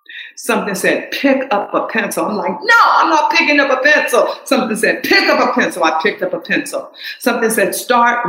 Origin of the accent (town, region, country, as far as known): the South, United States; accent: southern; moved away